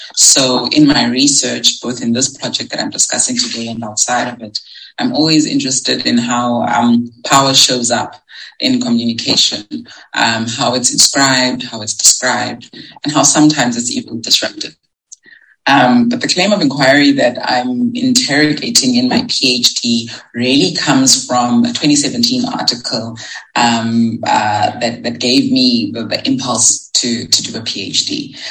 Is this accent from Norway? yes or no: no; South Africa; As a South African scholar